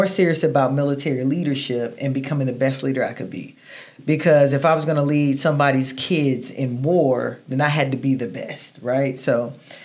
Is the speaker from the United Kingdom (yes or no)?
no; Atlanta, Georgia, United States; growing up in Atlanta